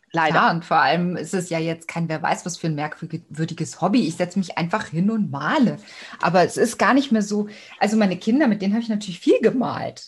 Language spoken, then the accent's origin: German; Cologne, North Rhine-Westphalia, Germany; moved away as an adult; also born or lived in Stuttgart; now in Austria; Na, ich bin ja auch eine Kölsche. Ich komme eigentlich aus Köln